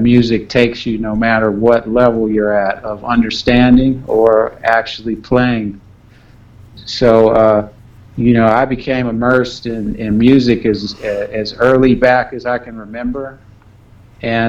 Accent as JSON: {"language": "English", "town": "Los Angeles", "region": "California", "country": "United States", "tie": "born or raised there", "said": "I'm from South Central Los Angeles"}